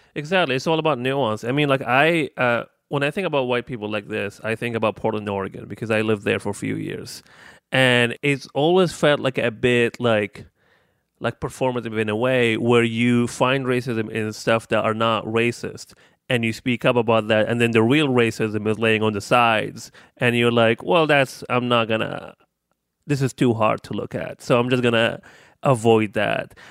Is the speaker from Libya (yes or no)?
yes; Libya; moved away as an adult; I am thirty-one years old, and I am from Libya, and I've been here for seven years.